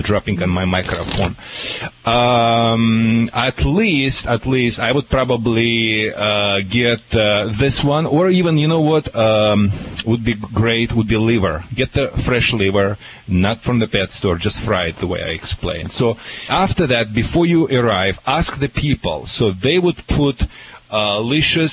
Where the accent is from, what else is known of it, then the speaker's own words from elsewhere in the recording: Russia; English is a second language; moved away as an adult; also born or lived in Michigan; now in California, United States; when I was a little boy, you know, I was living in a little Russian village